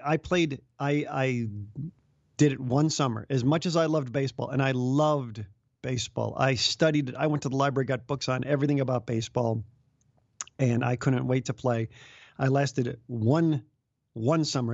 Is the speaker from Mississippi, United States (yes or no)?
no; Chicago, Illinois, United States; I grew up in the Chicago area